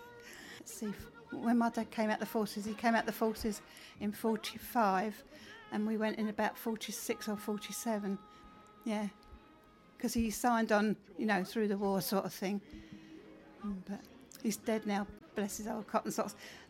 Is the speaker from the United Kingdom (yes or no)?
yes; Isle of Wight, South East England, United Kingdom; I'm from Kells on the Isle of Wight.